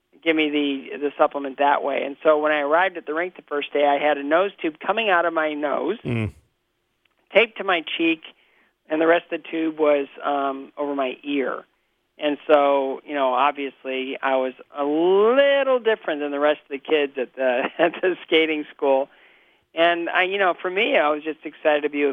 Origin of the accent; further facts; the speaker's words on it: Bowling Green, Ohio, United States; also born or lived in Toledo, Ohio; adopted at 6 weeks of age by a couple of school teachers in Bowling Green, Ohio